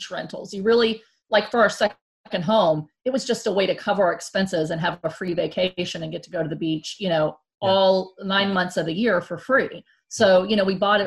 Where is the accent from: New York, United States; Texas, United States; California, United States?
Texas, United States; Houston; I grew up in Houston